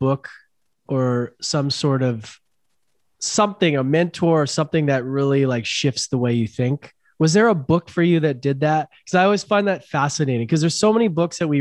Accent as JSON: {"language": "English", "town": "Vancouver", "region": "British Columbia", "country": "Canada", "moved": "as an adult", "lives_now": "Costa Rica", "said": "I'm from Vancouver, Canada."}